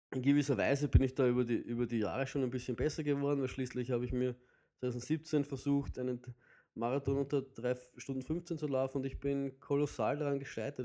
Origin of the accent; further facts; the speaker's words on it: Vienna, Austria; bei uns in Wien würde man sagen, halt die, die, die, die sudern die ganze Zeit oder die raunzen die ganze Zeit